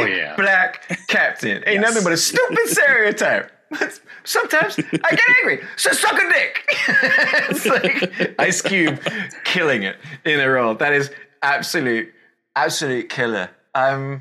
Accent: United Kingdom; moved away; As a British guy

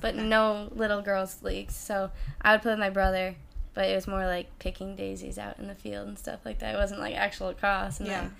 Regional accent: Lafayette, New York, United States; Small city outside of Syracuse.

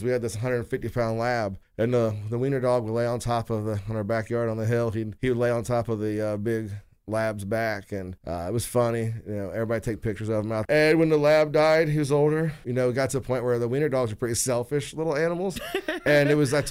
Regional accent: West Carrollton, Ohio, United States; I grew up in West Carrollton.

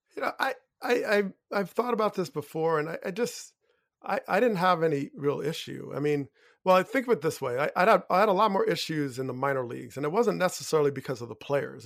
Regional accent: Teaneck, New Jersey, United States; growing up in Teaneck in a very diverse, beautifully diverse community

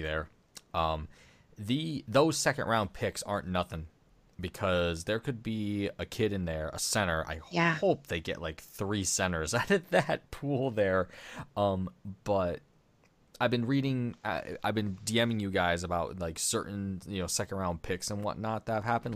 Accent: United States; I'm American.

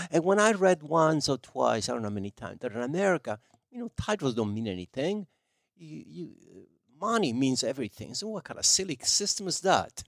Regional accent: province of Salerno, Campania, Italy; English is a second language; moved away as an adult; now in United States; we didn't have pizza in my hometown.

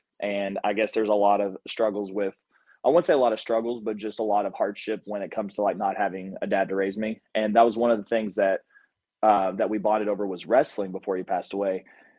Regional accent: Harold, Kentucky, United States; also born or lived in Pikeville, Kentucky; I live in Harold, Kentucky. Or I was born and raised in Harold, Kentucky, a very small town where there's a couple of gas stations, a couple of churches, a drive-through liquor store, one red light.

